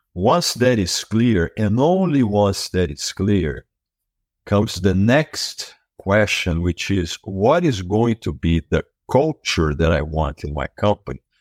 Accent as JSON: {"language": "English", "country": "Brazil", "tie": "born or raised there", "moved": "as an adult", "lives_now": "United States", "said": "I was born and raised in Brazil, and I was there for the first thirty years of my life"}